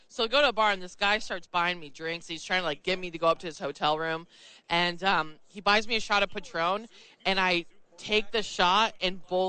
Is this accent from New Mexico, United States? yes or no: yes; New Mexico, United States; moved away; also born or lived in New York; I came from the New York market, even though I grew up in New Mexico.